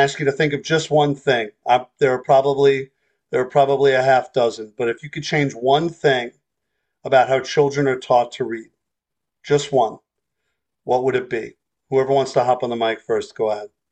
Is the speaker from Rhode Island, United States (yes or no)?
no; New York, United States; As a New Yorker